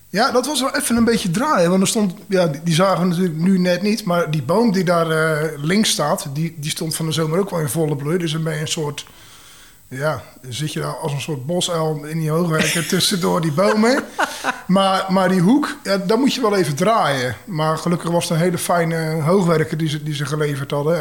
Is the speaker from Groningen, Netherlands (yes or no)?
no; Zeeland, Netherlands; also born or lived in Tilburg; now in Maastricht, Netherlands; Ik kom uit Zeeland en ik woon eh, bijna 17 jaar in Maastricht.